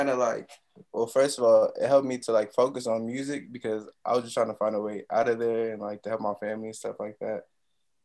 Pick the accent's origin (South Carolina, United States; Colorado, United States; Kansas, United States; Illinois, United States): Illinois, United States; Peoria; also born or lived in Chicago, Illinois; now in New York, United States; I left Chicago when I was like 6, so most of my like Illinois experience is Peoria, Illinois